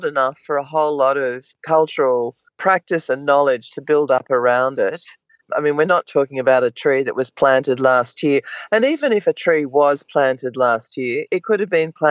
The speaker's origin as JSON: {"language": "English", "country": "Australia", "said": "I'm Australian Aboriginal"}